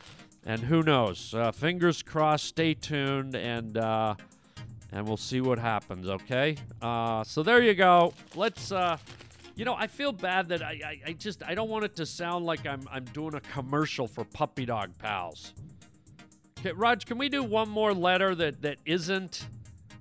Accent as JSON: {"language": "English", "country": "Canada", "moved": "yes", "lives_now": "United States", "said": "Canada, which is my home country"}